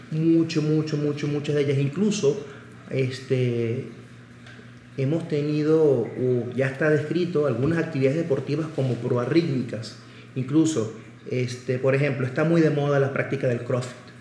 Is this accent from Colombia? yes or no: no; Caracas, Capital District, Venezuela; moved away as an adult; also born or lived in Barcelona, Spain; now in Puebla, Mexico; Nací en Caracas, Venezuela y me formé como médico general y cardiólogo también en mi país